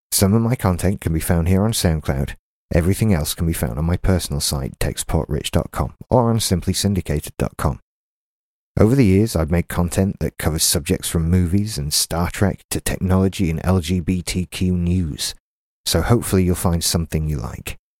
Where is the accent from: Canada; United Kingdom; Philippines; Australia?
United Kingdom; Doncaster, Yorkshire and the Humber; now in Haworth, United Kingdom; I'm from Doncaster, thirty-five years old, and live in the small West Yorkshire village of Haworth